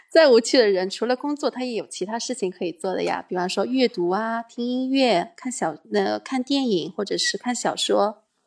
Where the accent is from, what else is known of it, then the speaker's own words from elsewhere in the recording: Madrid, Community of Madrid, Spain; also born or lived in China; 我从小来的城市，第一个城市落脚点就是马德里，然后在这边生活了哦很久